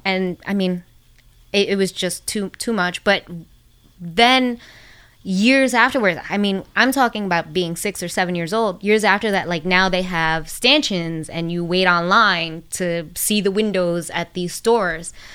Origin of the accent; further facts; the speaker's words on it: New York City, New York, United States; also born or lived in Washington Heights, Manhattan; where I grew up in the Bronx was right across the bridge from Washington